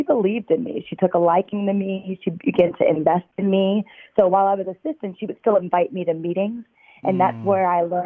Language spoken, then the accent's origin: English; outside of Chicago, Illinois, United States; moved away as an adult; also born or lived in Los Angeles / New York / Paris; now in Boston, United States; I grew up outside of Chicago, about 45 minutes.